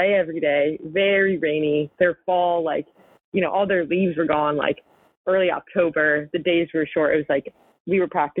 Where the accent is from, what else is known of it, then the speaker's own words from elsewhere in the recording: New Jersey, United States; moved away; this is my home state